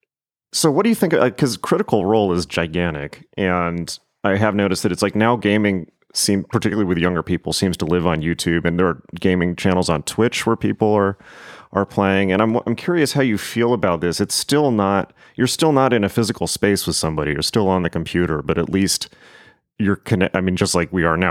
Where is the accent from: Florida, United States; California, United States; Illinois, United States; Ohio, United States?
California, United States; San Diego; I grew up in San Diego, so I went to the San Diego Comic Con every year.